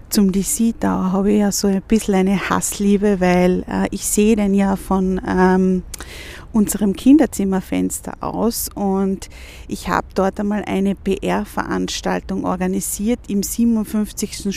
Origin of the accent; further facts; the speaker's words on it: Vienna, Austria; gerade bei uns in Wien jetzt